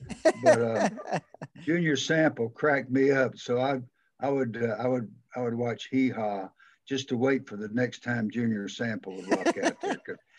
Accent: Georgia, United States; accent: Southern; I'm from Georgia, man.

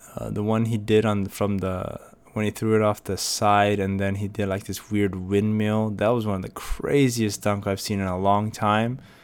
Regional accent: United States; I'm an American and, uh, Korean's not my first language

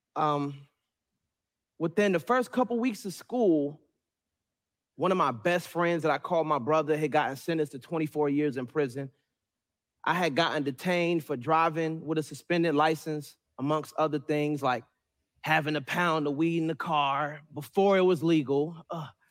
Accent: Suitland, Maryland, United States; also born or lived in Raleigh, North Carolina; was raised majority in Suitland, Maryland, which made me who I am today

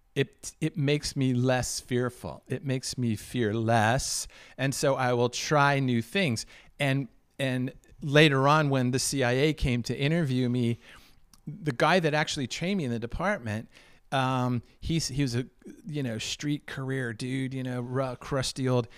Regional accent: Washington, District of Columbia, United States; I was born and raised in Washington, D C

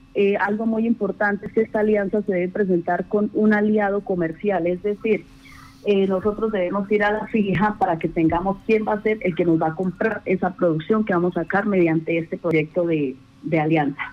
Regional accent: Colombia; nosotros como colombianos

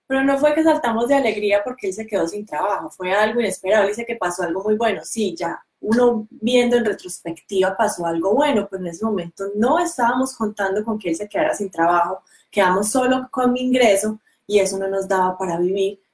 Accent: Colombia; moved away as an adult; now in New Zealand; La razón por la que decidimos dejar Colombia era porque llevábamos un estilo de vida muy estresante.

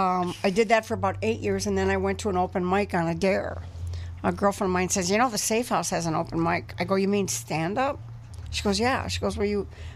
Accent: Milwaukee, Wisconsin, United States; I grew up in Milwaukee.

